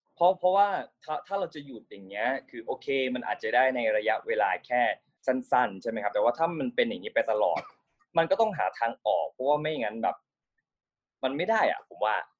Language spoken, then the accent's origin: Thai; Ubon Ratchathani, Thailand; now in Bangkok, Thailand; ผมเป็นเด็กต่างจังหวัด ผมเป็นคนอุบลนะครับ เป็นคนอีสานก็ที่ที่มาอยู่กรุงเทพก็เพราะว่ามาทำงาน